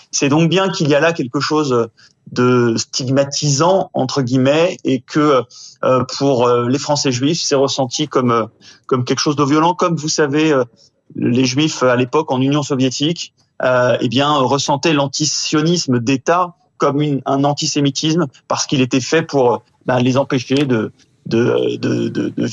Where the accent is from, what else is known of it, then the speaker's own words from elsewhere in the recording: France; nous sommes des Français comme les autres